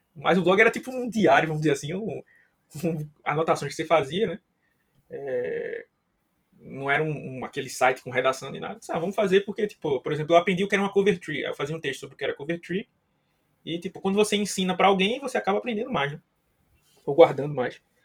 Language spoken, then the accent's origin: Portuguese; Recife, Pernambuco, Brazil; Eu e o Wagner somos de Recife